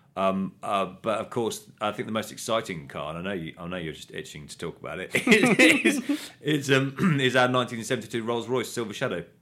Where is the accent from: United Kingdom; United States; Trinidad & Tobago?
United Kingdom; Coventry, West Midlands; growing up in Coventry